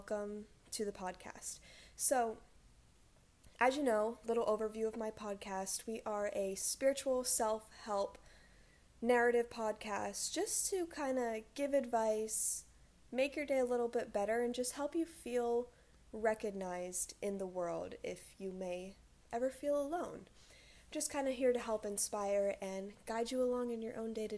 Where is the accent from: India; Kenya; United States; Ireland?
United States; Rhode Island; moved away as an adult; now in Hawaii, United States; I'm from Rhode Island originally, which is the smallest state